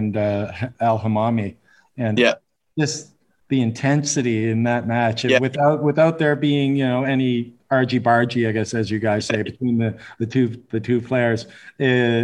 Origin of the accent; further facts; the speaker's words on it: Canada; I'm from Canada, and we play the hardball doubles there